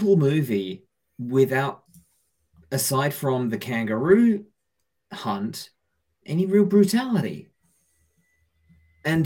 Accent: England, United Kingdom

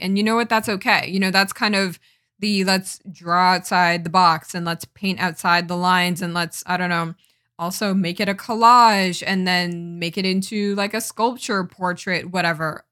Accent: East Coast, United States; I'm from the East Coast, so we don't really get forest fires, um, around here

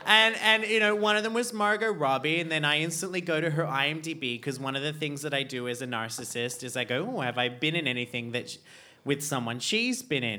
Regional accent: Australia; now in Iceland; growing up in Australia

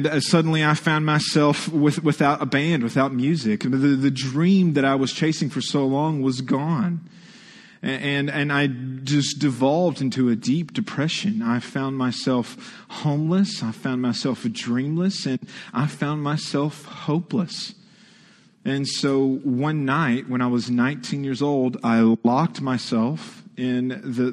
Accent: Texas, United States; now in Ohio, United States; I was born and raised in Texas.

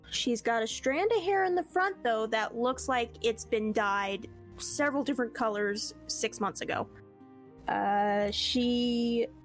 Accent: West Coast, United States; I am also from the West Coast.

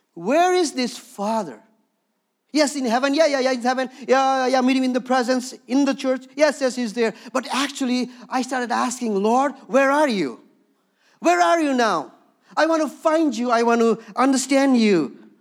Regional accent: Darjeeling, West Bengal, India; moved away; also born or lived in Bhutan; born and raised in Darjeeling, where the tea comes from

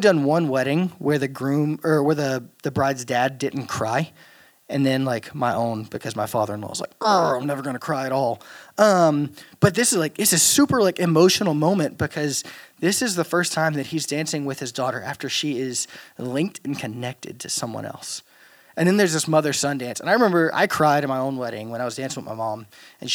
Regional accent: Louisiana, United States; moved away; I'm from Louisiana

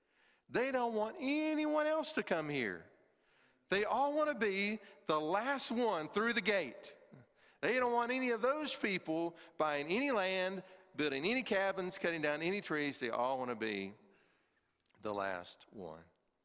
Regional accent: Pigeon Forge, Tennessee, United States; I grew up in the Pigeon Forge area, and if you don't know, there's three things that determines the value of real estate

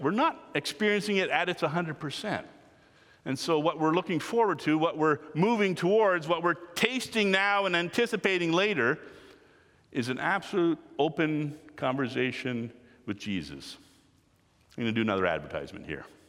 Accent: Canada; I am Canadian, we are part of the Commonwealth

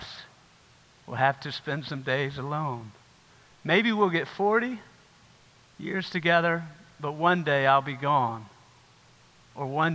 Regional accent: South Carolina, United States; I grew up in South Carolina

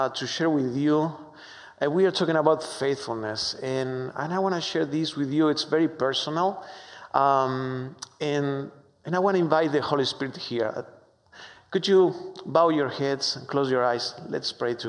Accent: Argentina; English is a second language; moved away as an adult; now in United States; I am from Argentina, so excuse my strong accent

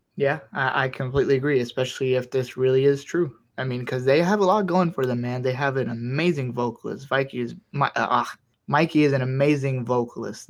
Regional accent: Miami, Florida, United States; I'm from Miami.

